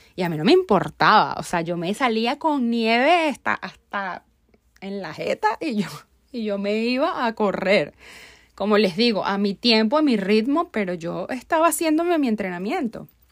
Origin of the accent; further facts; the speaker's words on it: Venezuela; Como buena venezolana